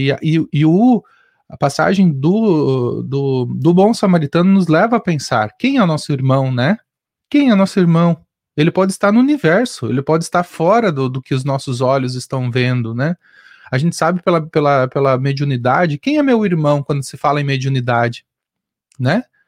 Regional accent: Rio Grande do Sul, Brazil; eu sou gaúcho

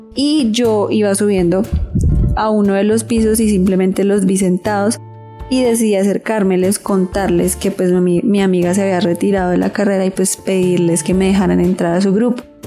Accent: Girardot, Cundinamarca, Colombia; also born or lived in Ibagué; soy de Girardot

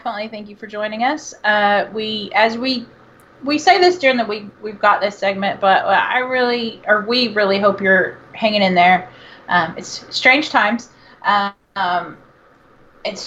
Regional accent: Texas, United States; I am from Texas.

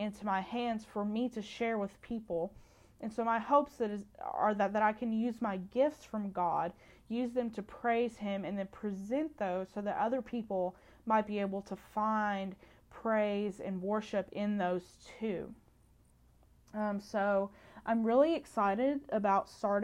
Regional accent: Muhlenberg County, Kentucky, United States; I grew up in Muhlenberg County, Kentucky, which is western part of Kentucky

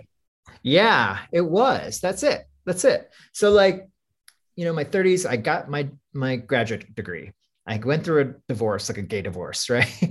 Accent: Iowa, United States; moved away; growing up in Iowa as the, the child of Filipino immigrants

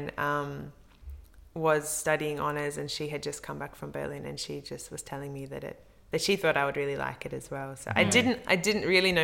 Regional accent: Indigo Valley, Victoria, Australia; I'm from Indigo Valley in Victoria. So it's northeast Victoria.

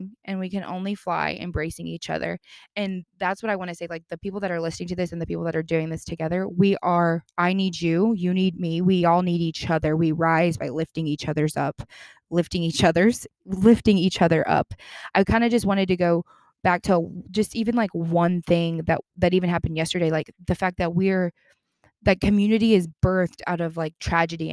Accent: the Bible Belt, United States; I'm from the Bible Belt

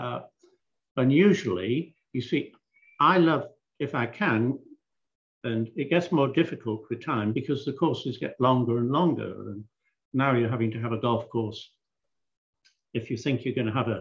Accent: England, United Kingdom; Growing up in England and playing on the European tour

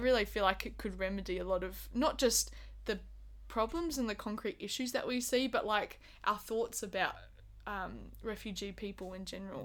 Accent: Busselton, Western Australia, Australia; I'm originally from Busselton

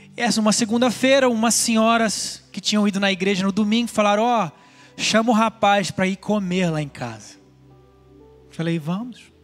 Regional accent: Goiânia, Goiás, Brazil; now in California, United States; um rapaz de Goiânia, onde eu nasci?

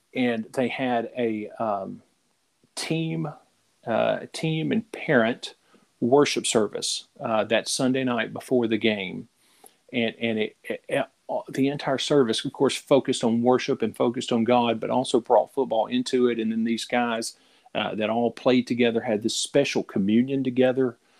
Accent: Middle Tennessee, United States; also born or lived in Florida; now in Louisiana, United States; I grew up in Tennessee, uh, in Middle Tennessee, and, and, spent years there, and then ended up in Louisiana by way of Florida

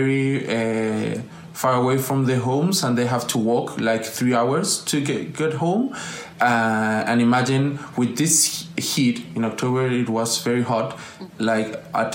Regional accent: Chile; I'm a Chilean guy

